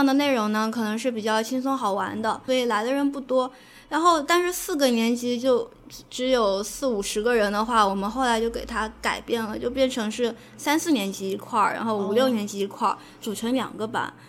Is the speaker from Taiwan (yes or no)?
no; Hangzhou, Zhejiang, China; 我是来自杭州的，